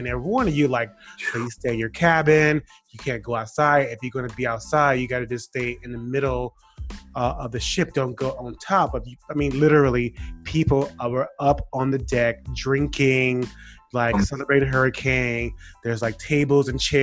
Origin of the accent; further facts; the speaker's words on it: Miami, Florida, United States; moved away; I'm from Miami